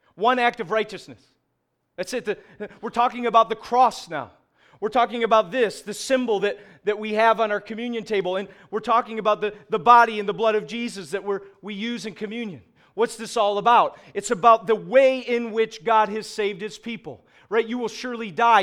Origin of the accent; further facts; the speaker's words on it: Syracuse, New York, United States; we are from Syracuse